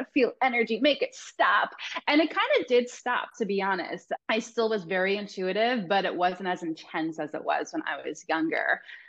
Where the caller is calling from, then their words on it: Laguna Beach, California, United States; I'm calling in from Laguna Beach, California, in the United States.